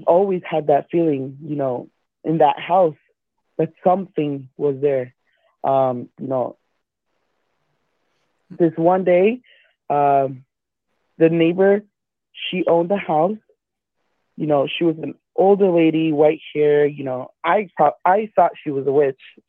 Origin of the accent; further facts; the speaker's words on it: Perth Amboy, New Jersey, United States; now in Illinois, United States; I come from New Jersey, a small town, Perth Amboy